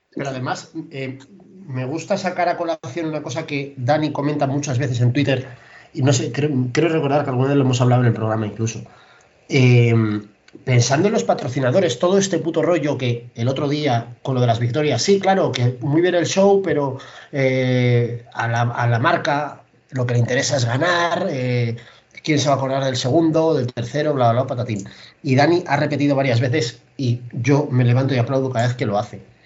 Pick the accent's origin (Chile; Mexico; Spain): Spain